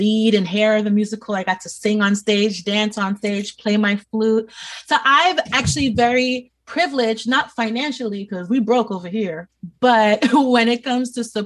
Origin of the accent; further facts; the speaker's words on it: New York City, New York, United States; born and raised in New York City